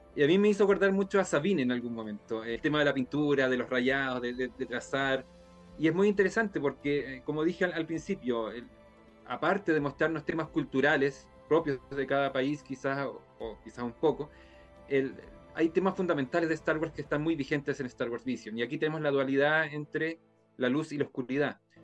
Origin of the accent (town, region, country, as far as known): Chile